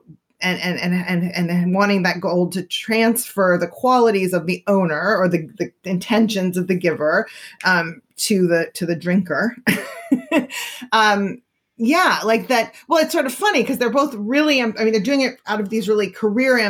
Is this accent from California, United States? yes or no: yes; Berkeley, California, United States; I grew up in Berkeley